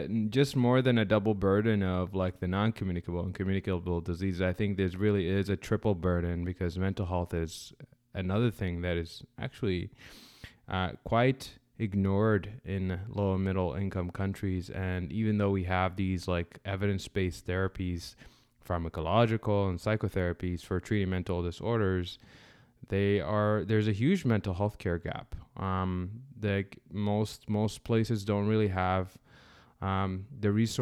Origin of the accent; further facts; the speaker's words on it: Sudan; moved away; I'm originally from Sudan